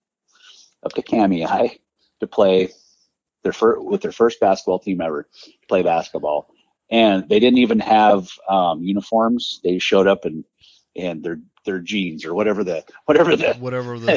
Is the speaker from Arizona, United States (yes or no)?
no; Weippe, Idaho, United States; also born or lived in Orofino, Idaho; growing up in Weipe, and then went to high school in Orfino